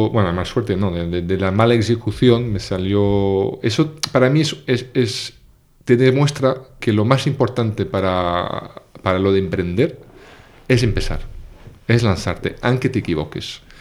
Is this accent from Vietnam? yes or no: no; Portugal; also born or lived in Paris / France / England; yo nací en París, pero crecí en Portugal, después me fui a Francia y de Francia me fui a Inglaterra.